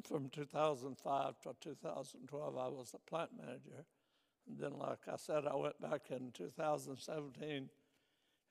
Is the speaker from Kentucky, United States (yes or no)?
yes; Neon, Kentucky, United States; now in Ligonier, United States; I'm from Neon, Kentucky. I was born into a family of people